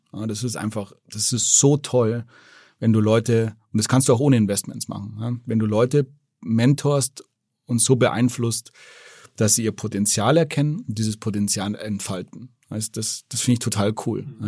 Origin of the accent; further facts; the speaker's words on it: Germany; als Deutscher